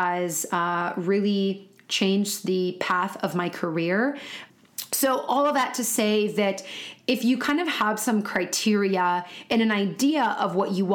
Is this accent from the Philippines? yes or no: no; California, United States; also born or lived in Florida; I was raised in California my whole life.